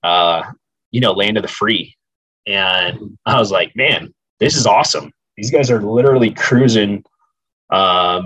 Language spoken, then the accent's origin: English; Southern California, United States; the opportunities, you know, for hunting were extremely limited growing up in Southern California